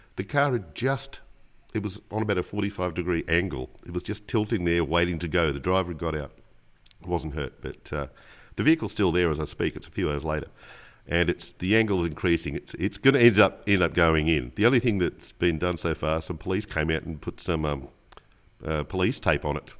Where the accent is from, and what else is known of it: Australia